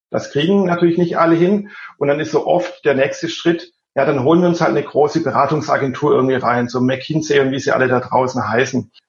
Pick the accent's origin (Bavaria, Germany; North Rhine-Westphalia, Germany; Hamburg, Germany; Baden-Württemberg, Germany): Baden-Württemberg, Germany; Innovation in Baden-Württemberg. Das klingt jetzt für mich, ich bin ja auch Schwabe, so ein bisschen wie Eulen nach Athen tragen und sagt man ja nach, wir können alles außer Hochdeutsch, was man auch hört.